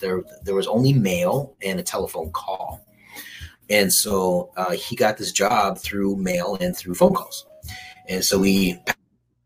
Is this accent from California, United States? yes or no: yes; Southern California, United States; I'm from Southern California